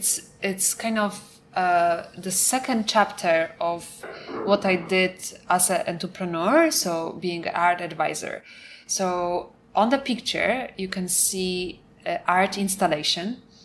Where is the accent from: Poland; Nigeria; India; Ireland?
Poland; first language Polish; English is a second language; moved away as an adult; Polish is a really hard language. And to be honest, even it's my first language, I would make some mistakes.